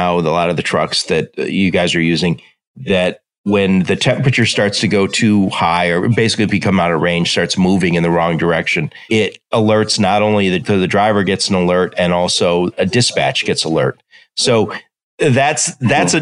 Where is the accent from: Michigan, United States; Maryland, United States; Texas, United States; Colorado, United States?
Michigan, United States; Detroit; I'm from Detroit and I worked in automotive for a long time.